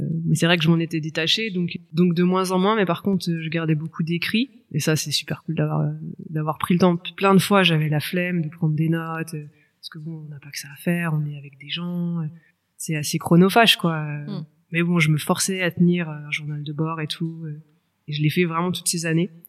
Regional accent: Orléans, Centre-Val de Loire, France; moved away as an adult; j'ai 36 ans et euh, je suis justement originaire d'Orléans, ville que j'ai quittée 10 ans et dans laquelle je viens de me réinstaller il y a tout juste quelques mois

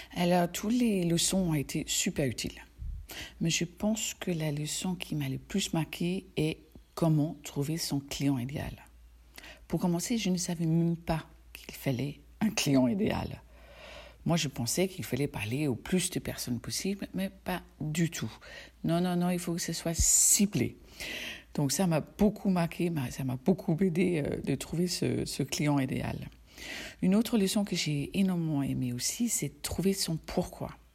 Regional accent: Denmark; moved away; je suis danoise

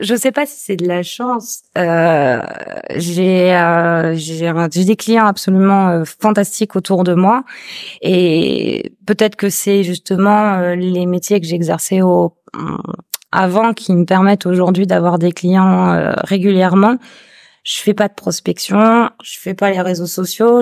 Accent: Toulouse, Occitania, France; moved away as an adult; now in Réunion, France; je suis originaire de Toulouse, et j'ai atterri sur ce caillou, bah, ça va bientôt faire 10 ans

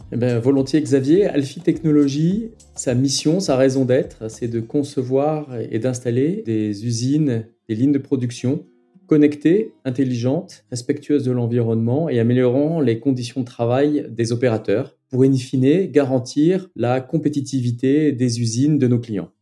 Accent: France; chez nous en France

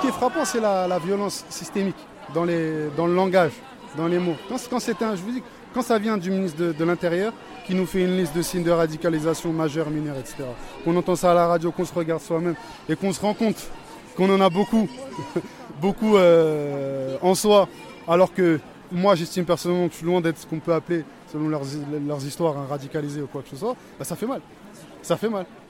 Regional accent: France; je suis d'origine française, c'est-à-dire que le seul pays que j'ai, c'est celui-ci

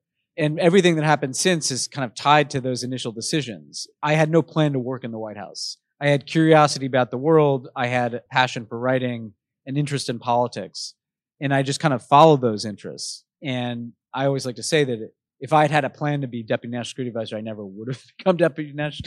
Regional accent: New York, United States; Growing up in New York, I was in a very politically aware family.

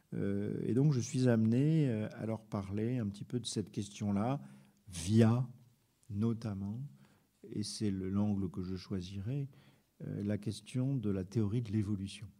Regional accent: France; on est français

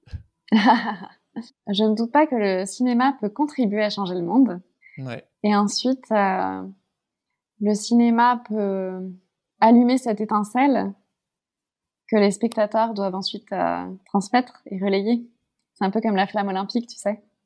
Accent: Paris, Île-de-France, France; moved away as an adult; je suis née à Paris, j'ai grandi à Paris, puis en région parisienne

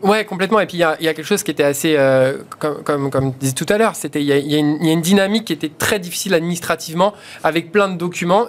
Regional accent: Vitry-sur-Seine, Île-de-France, France; j'ai grandi à Vitry-sur-Seine, donc euh, quelque part, les quartiers, euh, j'ai grandi dedans.

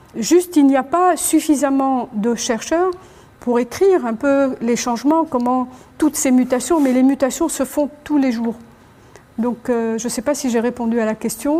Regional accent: Annaba, Annaba Province, Algeria; je suis d'Anaba

